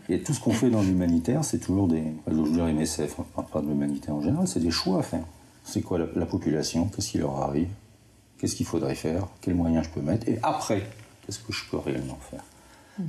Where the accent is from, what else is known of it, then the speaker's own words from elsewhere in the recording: the North, Hauts-de-France, France; moved away; je suis du Nord